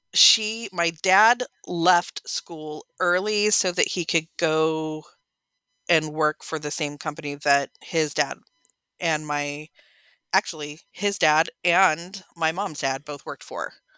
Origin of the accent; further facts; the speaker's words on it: San Bernardino, California, United States; also born or lived in Riverside; I was born in San Bernardino